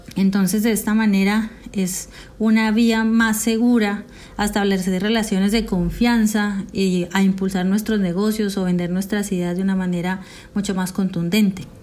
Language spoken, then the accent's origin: Spanish; Colombia; moved away as an adult; also born or lived in Bogotá, Colombia / Medellín, Colombia; now in Peru; soy colombiana